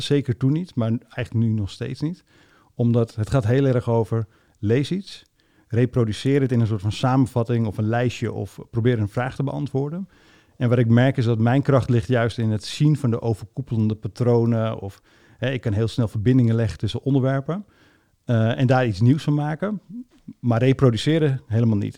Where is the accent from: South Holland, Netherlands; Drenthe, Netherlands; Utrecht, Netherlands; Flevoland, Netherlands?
Flevoland, Netherlands; Almere; ik ben opgegroeid in Almere